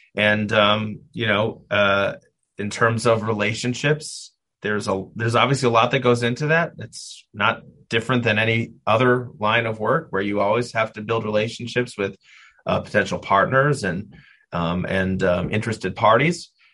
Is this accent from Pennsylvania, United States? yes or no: no; Milwaukee, Wisconsin, United States; moved away as an adult; now in Cleveland, United States; I was born and raised in Milwaukee, Wisconsin